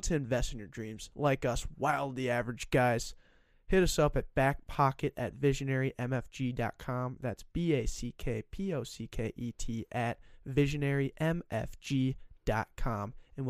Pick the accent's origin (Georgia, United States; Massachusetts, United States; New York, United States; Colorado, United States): Colorado, United States; now in Minnesota, United States; I'm from Colorado